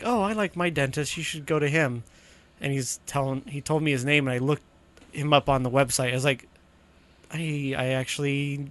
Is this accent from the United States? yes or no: yes; Boise, Idaho, United States; That's why sometimes I just say, oh, I'm from Boise area.